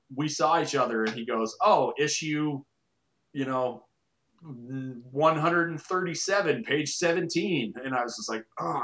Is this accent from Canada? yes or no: yes; Canada; I am Canadian.